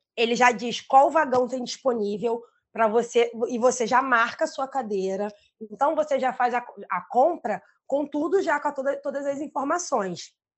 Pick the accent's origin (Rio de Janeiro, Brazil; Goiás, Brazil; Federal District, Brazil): Rio de Janeiro, Brazil; also born or lived in Pará; eu sou do mundo, mas eu sou carioca, né? Do Rio, né?